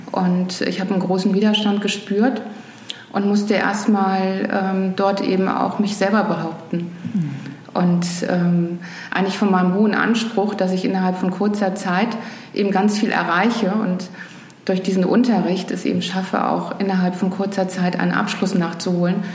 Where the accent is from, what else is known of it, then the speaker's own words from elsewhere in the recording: Rhineland, Germany; now in Hamburg, Germany; als Rheinländerin